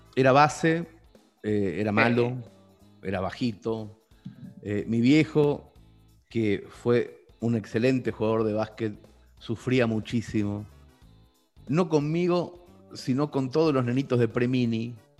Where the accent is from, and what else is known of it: Mercedes, Buenos Aires Province, Argentina; born or raised there; moved away as an adult; now in Spain